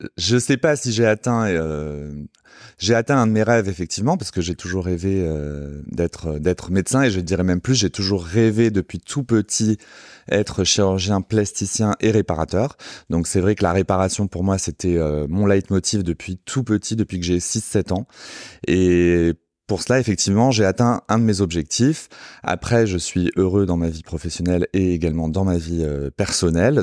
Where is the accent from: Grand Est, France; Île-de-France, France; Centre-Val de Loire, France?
Île-de-France, France; Sarcelles; je suis euh, banlieusard, je viens de Sarcelles.